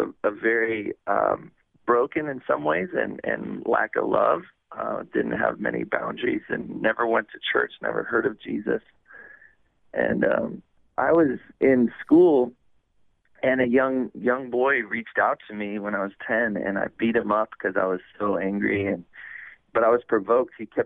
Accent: California, United States; moved away; also born or lived in Oregon / Hawaii; I was born in California, and I was raised there on the west coast of the United States and California and then Oregon

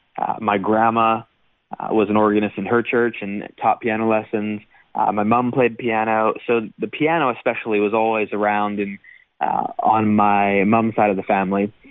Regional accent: Michigan, United States; moved away as an adult; also born or lived in Iowa City, Iowa / Pittsburgh, Pennsylvania / Indiana; now in Nashville, United States; then to Michigan uh, for uh, for you know most of my formative years

